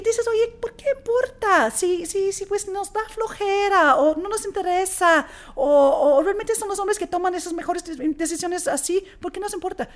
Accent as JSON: {"language": "Spanish", "country": "Australia", "second_language": "Spanish", "moved": "as an adult", "lives_now": "Mexico", "said": "yo soy originalmente de Australia. Australia. De una familia australiana griega."}